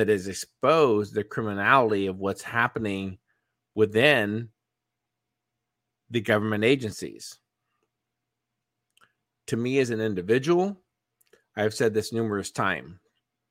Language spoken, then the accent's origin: English; United States; as an American, as a U.S. citizen